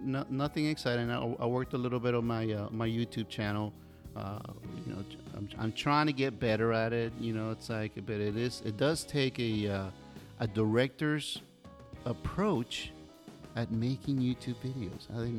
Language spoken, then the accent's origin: English; Miami, Florida, United States; also born or lived in Gainesville; We're all from Miami.